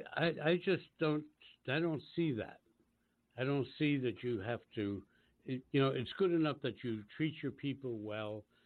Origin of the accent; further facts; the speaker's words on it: Washington, District of Columbia, United States; I was born and raised in Washington D.C., and I remember in the 40s when I was growing up